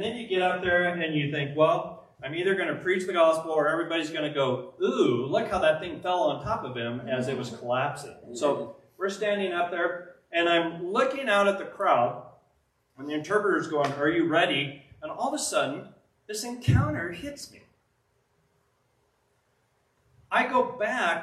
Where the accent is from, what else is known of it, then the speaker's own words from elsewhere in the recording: Pueblo, Colorado, United States; I'm a guy from Pueblo, Colorado